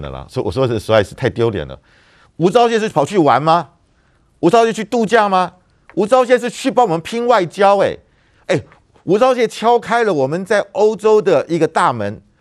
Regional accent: Taiwan; 我们台湾人

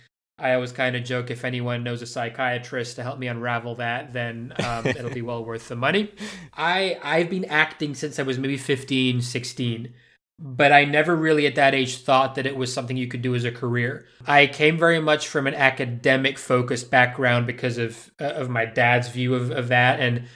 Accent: Madrid, Community of Madrid, Spain; moved away as an adult; also born or lived in United Kingdom; I was born in the UK, so legally I'm British, but I left when I was like five, and moved to Madrid and grew up in Spain and pretty much lived there till I was almost 20.

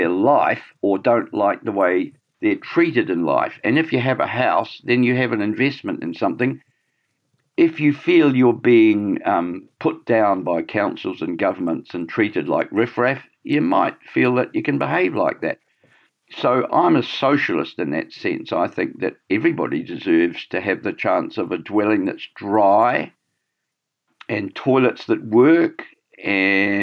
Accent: Scotland, United Kingdom; now in Auckland, New Zealand; I'm a Scot

